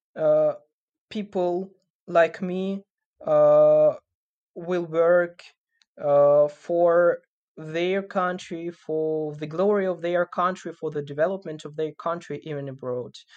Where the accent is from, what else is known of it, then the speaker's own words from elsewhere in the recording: Sumy, Sumy Oblast, Ukraine; also born or lived in Kyiv; in Sumy, in my hometown now